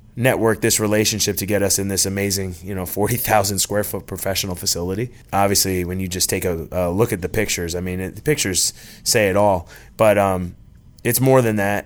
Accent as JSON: {"language": "English", "region": "New Jersey", "country": "United States", "tie": "born or raised there", "moved": "yes", "lives_now": "Norcross, United States", "said": "Growing up in New Jersey, I really wanted to play baseball"}